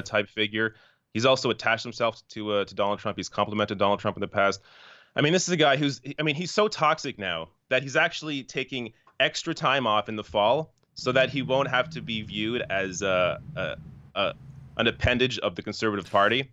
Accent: Canada; I'm Canadian.

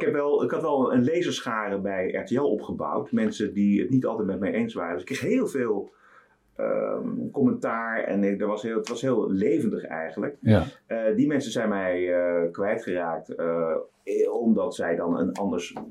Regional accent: Amsterdam, North Holland, Netherlands; geboren in Oude aan de Amstel en eh, eigenlijk opgegroeid in Amsterdam, gestudeerd in Amsterdam

